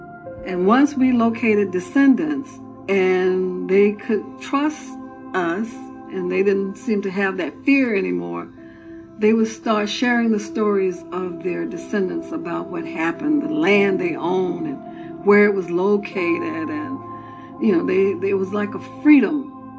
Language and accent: English; Apopka, Florida, United States; I grew up in Apopka during the 50s.